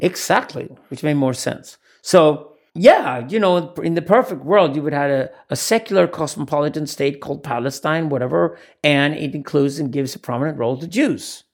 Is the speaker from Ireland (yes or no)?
no; Sweden; accent: Scandinavian English; English is a second language; I come from Sweden.